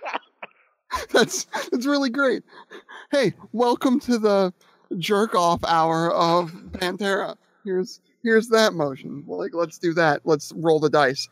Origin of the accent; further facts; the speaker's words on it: Akron, Ohio, United States; when I was growing up in the Akron Kent area in the metal scene